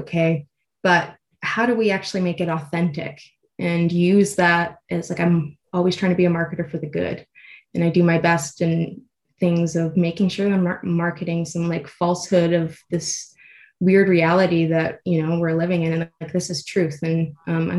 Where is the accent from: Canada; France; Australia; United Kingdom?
Canada; Edmonton, Alberta; also born or lived in Toronto; I'm originally from Edmonton. So after I moved back home, after college